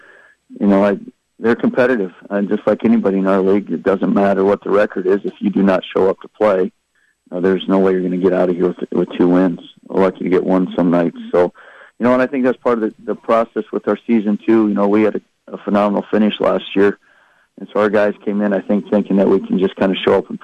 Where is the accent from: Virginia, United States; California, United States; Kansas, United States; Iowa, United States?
Iowa, United States; I grew up in Iowa